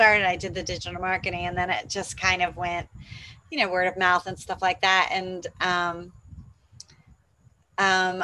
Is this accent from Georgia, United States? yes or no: yes; Atlanta, Georgia, United States; moved away as an adult; now in Panama; I'm from Atlanta, Georgia